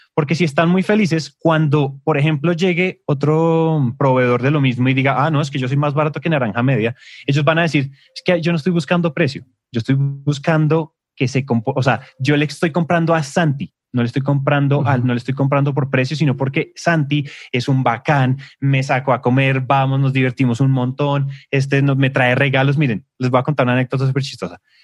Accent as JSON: {"language": "Spanish", "country": "Colombia", "said": "en Colombia decimos"}